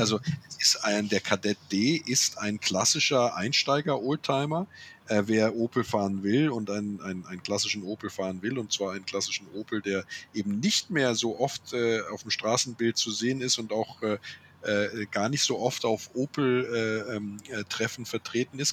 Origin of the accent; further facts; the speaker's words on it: Andernach, Rhineland-Palatinate, Germany; Ich komme ja aus Andernach, ja, dem schönen Andernach, äh, der Bäckerjungenstadt am Rhein zwischen Koblenz und Bonn